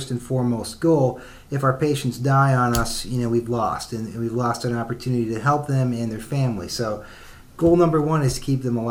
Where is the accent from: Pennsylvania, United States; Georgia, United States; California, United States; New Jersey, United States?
Pennsylvania, United States; central; also born or lived in Philadelphia; now in Indianapolis, United States; I'm from Pennsylvania, central Pennsylvania.